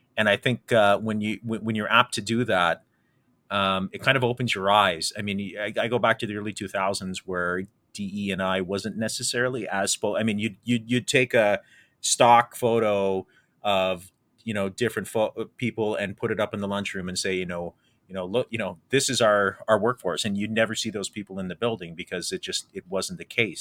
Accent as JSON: {"language": "English", "town": "Windsor", "region": "Ontario", "country": "Canada", "tie": "born or raised there", "said": "growing up in South Walkerville, uh, and, and in the Walker Home Sites area"}